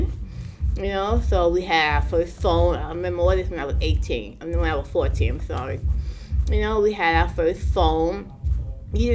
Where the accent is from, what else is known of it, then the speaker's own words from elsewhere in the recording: New York City, New York, United States; I grew up in Brownville